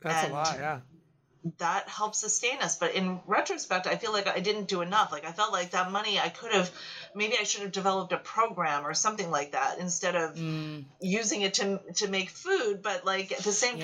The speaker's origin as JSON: {"language": "English", "country": "United States", "tie": "born or raised there", "said": "person born in the United States to Asian immigrants"}